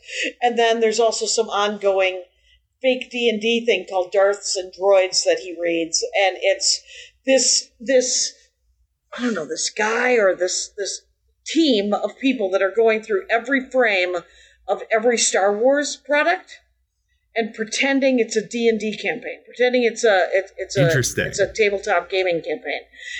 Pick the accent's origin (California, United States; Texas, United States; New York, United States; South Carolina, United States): California, United States; Simi Valley; born there; nope, I was born in the Simi Valley.